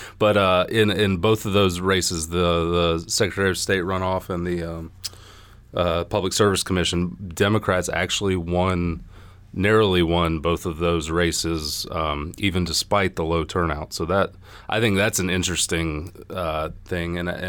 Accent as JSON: {"language": "English", "town": "Lawrenceville", "region": "Georgia", "country": "United States", "tie": "born or raised there", "said": "Yeah, I am originally from Gwinnett, born and raised in the Lawrenceville area."}